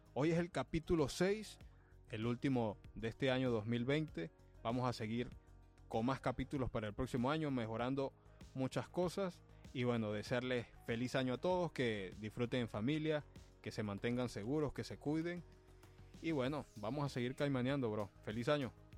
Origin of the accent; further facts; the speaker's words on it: El Vigía, Mérida, Venezuela; now in Los Angeles, United States; mi equipo de mi pueblo, el, el Vigía ah. Fútbol Club